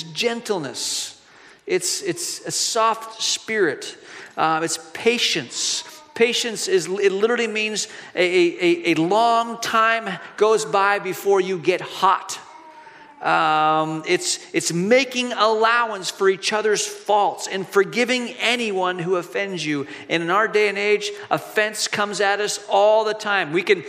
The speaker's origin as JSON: {"language": "English", "country": "Hong Kong", "tie": "born or raised there", "said": "Years ago, when I was a kid growing up in Hong Kong, we were walking the streets of Hong Kong with my family."}